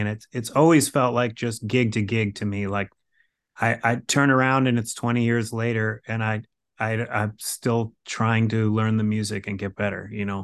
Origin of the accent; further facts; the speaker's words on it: Cos Cob, Connecticut, United States; I'm from Connecticut. Uh, I'm from a little town in Connecticut called Koskob, Connecticut, which is, uh, I guess technically part of Greenwich, Connecticut